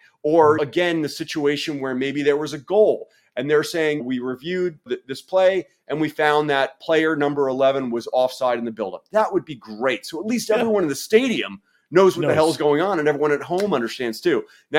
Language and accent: English; New York City, New York, United States; My mom acted off Broadway. I grew up in New York City.